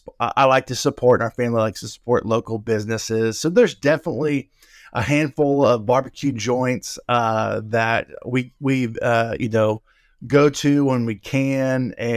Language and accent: English; Oklahoma City, Oklahoma, United States; Home is Oklahoma City. That's okay. Born and raised. Now I've lived in different states, but that's home base.